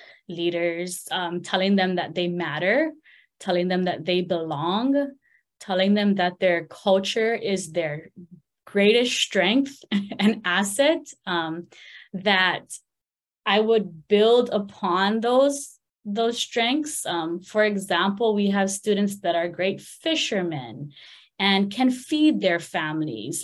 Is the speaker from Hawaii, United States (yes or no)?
yes; Hawaii, United States; I just kind of growing up around Hawaii